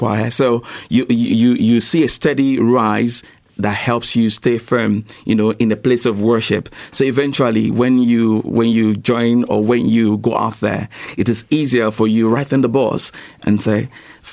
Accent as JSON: {"language": "English", "country": "Nigeria", "said": "I'm also from Nigeria"}